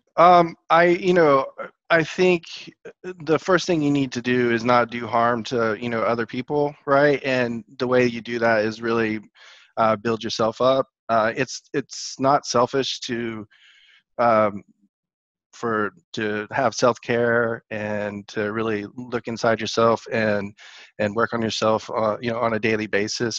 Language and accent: English; Dallas, Texas, United States; moved away as an adult; also born or lived in Georgia; now in Atlanta, United States; I'm a Texas boy living in Georgia right now. Uh, I grew up most of my life in Dallas.